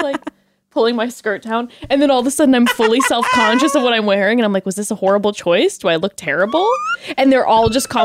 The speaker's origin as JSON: {"language": "English", "town": "Palm Springs", "region": "California", "country": "United States", "tie": "born or raised there"}